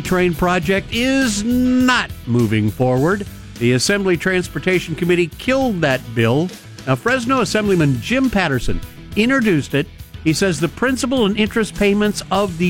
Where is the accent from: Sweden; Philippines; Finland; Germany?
Finland; I'm from Finland